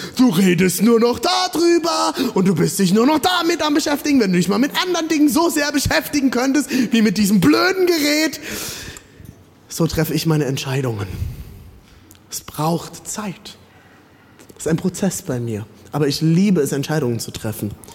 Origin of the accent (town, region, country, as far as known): Germany